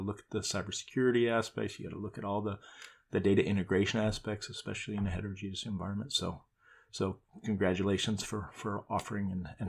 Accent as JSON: {"language": "English", "town": "Chicago", "region": "Illinois", "country": "United States", "tie": "born or raised there", "said": "my hometown of Chicago."}